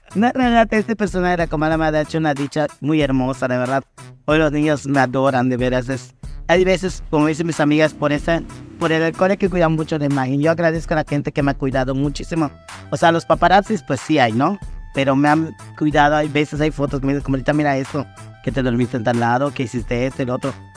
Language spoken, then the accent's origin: Spanish; Muxupip, Yucatán, Mexico; mi tierra natal bien pero pues en eso vivían mis papás